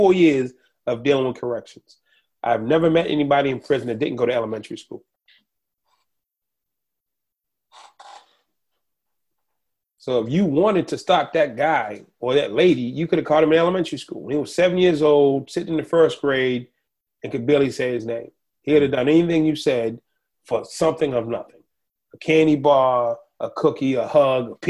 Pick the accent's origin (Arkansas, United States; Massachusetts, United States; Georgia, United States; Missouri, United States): Massachusetts, United States; Boston; I grew up in Boston